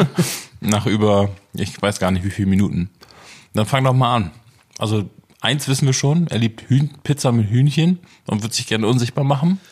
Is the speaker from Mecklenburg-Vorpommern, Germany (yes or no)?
no; Oldenburg, Lower Saxony, Germany; ich komme aus Oldenburg